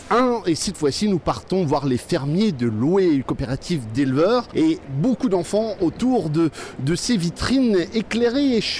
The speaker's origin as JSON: {"language": "French", "region": "Normandy", "country": "France", "said": "De la Manche."}